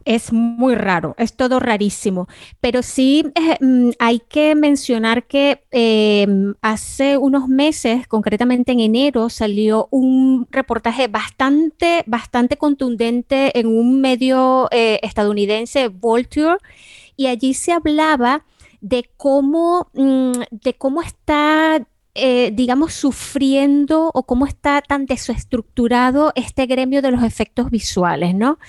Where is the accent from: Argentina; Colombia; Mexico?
Argentina; now in United States; soy argentina